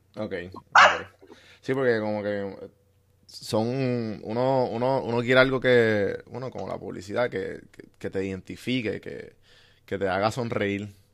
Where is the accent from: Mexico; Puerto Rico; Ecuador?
Puerto Rico; moved away; estoy fuera de Puerto Rico y cada vez que me doy un café de mi tierra borincana